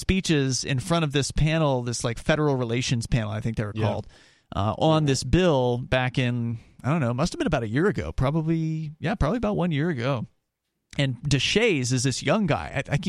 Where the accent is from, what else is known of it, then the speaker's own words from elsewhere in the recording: New Hampshire, United States; maybe there is something happening back in my home state of New Hampshire, right?